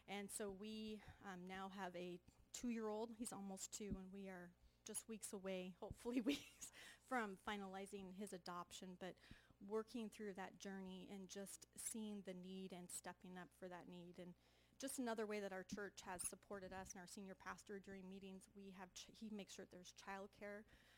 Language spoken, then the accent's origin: English; Junction City, Oregon, United States; I'm from Junction City, Oregon.